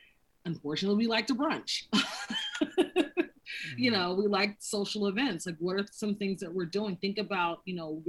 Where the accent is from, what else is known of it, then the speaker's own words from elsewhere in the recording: North Carolina, United States; moved away; also born or lived in San Francisco / New York / Los Angeles; I've relocated to San Francisco, New York, LA, and I'm originally from North Carolina.